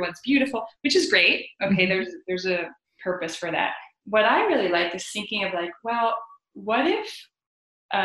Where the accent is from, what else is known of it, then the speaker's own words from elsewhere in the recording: Netherlands; moved away; I grew up in the Netherlands